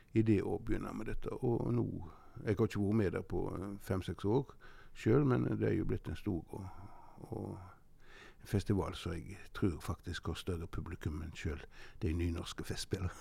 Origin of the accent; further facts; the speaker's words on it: Norway; Og vi var noen av de få som hadde fjernsyn på Måstad, der jeg vokste opp